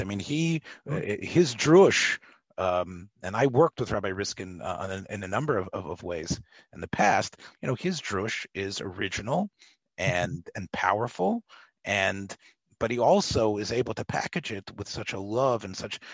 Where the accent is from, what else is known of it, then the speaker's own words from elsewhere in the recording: Memphis, Tennessee, United States; I come from Memphis